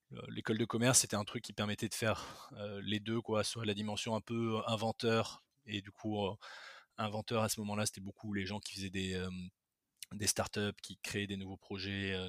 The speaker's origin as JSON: {"language": "French", "town": "Bordeaux", "region": "Nouvelle-Aquitaine", "country": "France", "tie": "born or raised there", "also_born_or_lived": "Madagascar / Toulouse / Paris", "moved": "as an adult", "said": "je suis né à Bordeaux, j'ai grandi une partie de ma vie à Bordeaux. Ensuite, j'ai vécu à Madagascar quand j'étais petit, de 4 à 8 ans."}